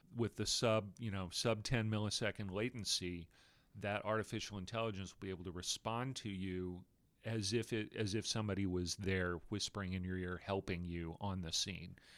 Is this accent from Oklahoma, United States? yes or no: no; Austin, Texas, United States; In Austin, Texas, where, which happens to be my hometown